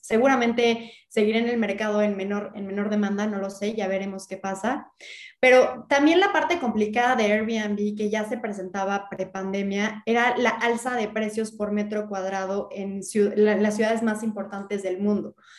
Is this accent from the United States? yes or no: no; Mexico; como mexicanos, como ciudadanos